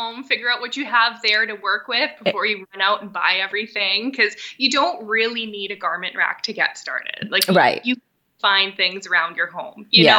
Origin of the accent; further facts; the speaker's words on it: Thunder Bay, Ontario, Canada; I born and raised in Thunder Bay, so I've spent a lot of time outdoors, just going to the beach, out to people's camps, just being outside a lot.